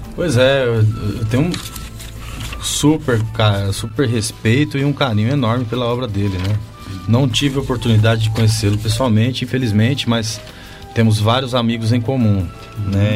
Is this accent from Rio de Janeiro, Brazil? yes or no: no; Chavantes, São Paulo, Brazil; moved away; also born or lived in Tatuí; a banda municipal lá de Chavantes, que é a minha cidade natal